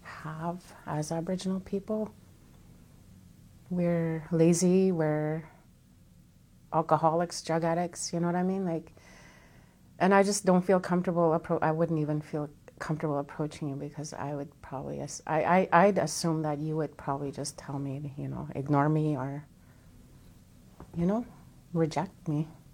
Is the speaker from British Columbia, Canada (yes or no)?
no; Sandy Lake, Ontario, Canada; moved away; I came from Sandy Lake, Ontario, fly-in community. When I first came out, you could just sense that, you know, I was here and I was a different person.